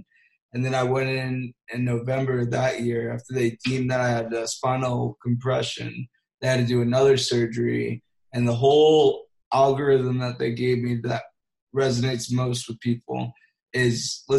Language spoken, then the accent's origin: English; South Florida, United States; I was raised in South Florida